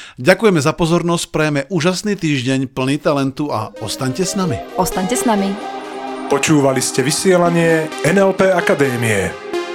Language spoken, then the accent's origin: Slovak; Slovakia; sme tu Slováci sami